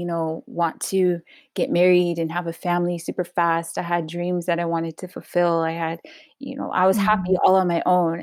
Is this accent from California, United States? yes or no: yes; Los Angeles, California, United States; I was born in Pacoima, California, the 818. Grew up all around San Fernando Valley